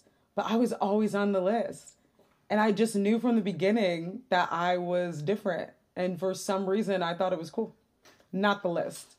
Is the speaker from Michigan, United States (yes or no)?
yes; Detroit, Michigan, United States; And then I grew up in Detroit where it's not white.